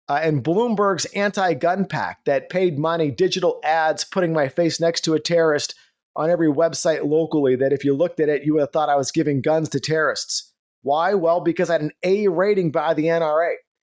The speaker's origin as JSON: {"language": "English", "region": "California", "country": "United States", "tie": "born or raised there", "moved": "as an adult", "lives_now": "Texas, United States", "said": "I am from California, now in Texas. So in California, I was born and raised, served in law enforcement out there, raised my family, and it was at once the state of Reagan."}